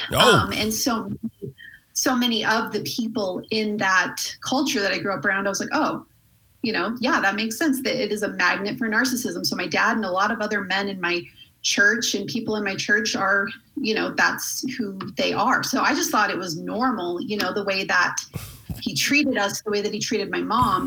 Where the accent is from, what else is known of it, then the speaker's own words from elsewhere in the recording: Colorado Springs, Colorado, United States; I grew up in Colorado Springs.